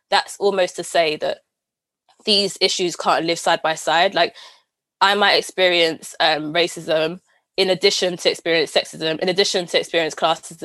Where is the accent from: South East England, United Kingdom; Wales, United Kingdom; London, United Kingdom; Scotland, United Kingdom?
London, United Kingdom; Camden, the greatest borough in the world